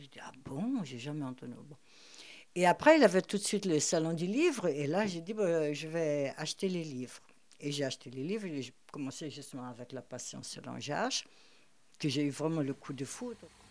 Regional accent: Rio de Janeiro, Brazil; also born or lived in Germany; now in Paris, France; je suis née au Brésil, des parents allemands polonais

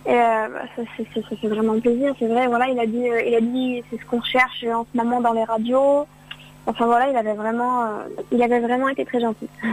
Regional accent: Lyon, Auvergne-Rhône-Alpes, France; moi je suis, de Lyon

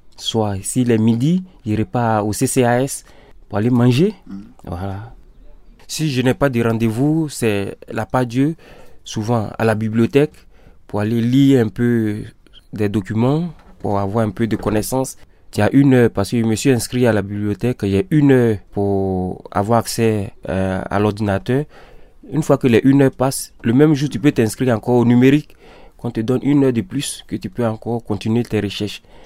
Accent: Côte d’Ivoire; moved away as an adult; also born or lived in Sweden; now in Lyon, France; je suis ivoirien. Bon, j'ai quitté mon pays depuis le 27 avril 2017

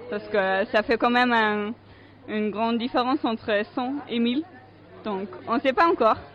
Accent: Lyon, Auvergne-Rhône-Alpes, France; je viens de Lyon

